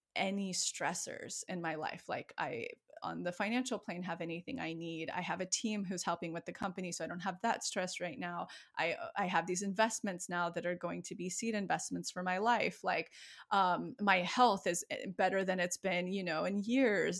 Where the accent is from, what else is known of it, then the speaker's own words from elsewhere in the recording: outside of Yosemite, California, United States; moved away; my hometown outside of Yosemite